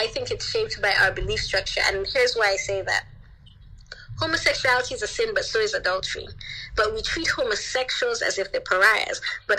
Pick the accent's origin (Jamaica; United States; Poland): Jamaica; born there; And, you know, I didn't tell him that I was born in Jamaica.